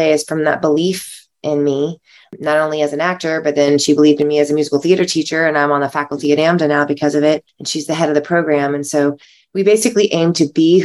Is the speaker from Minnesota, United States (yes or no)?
no; South Carolina, United States; moved away; also born or lived in Los Angeles; I'm from South Carolina originally.